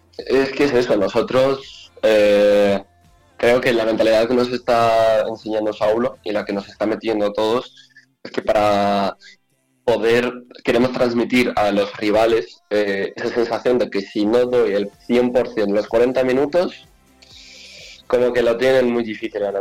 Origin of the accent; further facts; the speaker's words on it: Spain; also born or lived in Ukraine; Nací allí y a los nueve años me vine aquí a España con mi madre